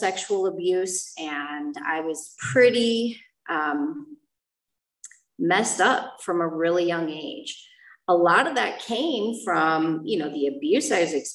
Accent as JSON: {"language": "English", "town": "Chicago", "region": "Illinois", "country": "United States", "moved": "yes", "said": "I am from Chicago"}